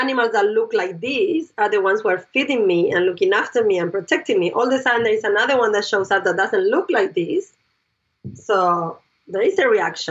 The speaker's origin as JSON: {"language": "English", "country": "Argentina", "moved": "yes", "lives_now": "Australia", "said": "everyone knows she speaks Spanish and everyone knows that we are the Argentinians."}